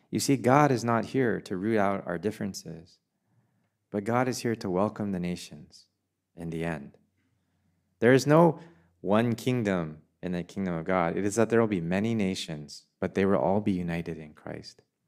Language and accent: English; Canada; moved away; also born or lived in England; I have never felt more Canadian than I have when I lived in a foreign country